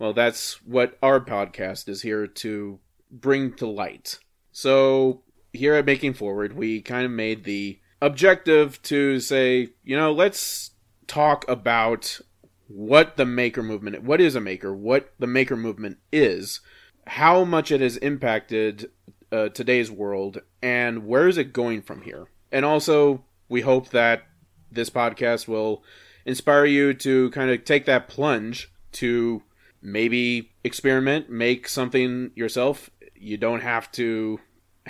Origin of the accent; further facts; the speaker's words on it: Inland Empire, Southern California, United States; moved away; also born or lived in Fresno, California; I'm originally from Southern California, east of Los Angeles, Inland Empire area